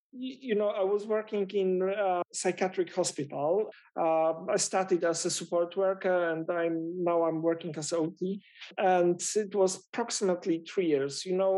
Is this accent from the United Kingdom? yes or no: yes; London, United Kingdom; English is a second language; So there is so many reasons to be proud of being Londoner that I don't know how to start.